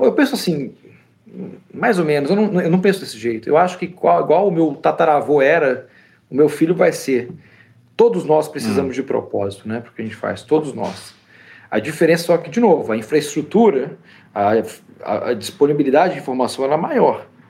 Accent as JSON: {"language": "Portuguese", "region": "Espírito Santo", "country": "Brazil", "tie": "born or raised there", "also_born_or_lived": "São José dos Campos", "moved": "as an adult", "lives_now": "United States", "said": "Eu fui criado no Espírito Santo antes de ir para a faculdade em São José dos Campos"}